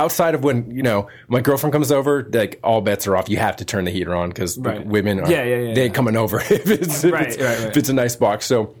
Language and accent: English; California, United States; I came from California. Previously, I'd only ever lived on the West Coast.